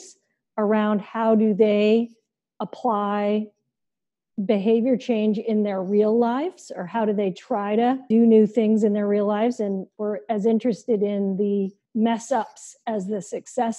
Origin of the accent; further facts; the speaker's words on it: India; moved away; I grew up in India, as you may know, and one of the things my caretaker, my Aya, used to tell me